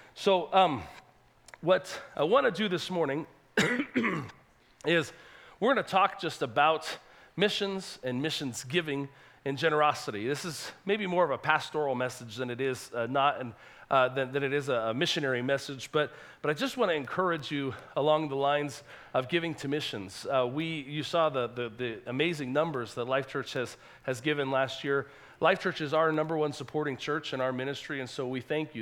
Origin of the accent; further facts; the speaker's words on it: California, United States; also born or lived in Salt Lake City, Utah; now in Honduras; I was born in California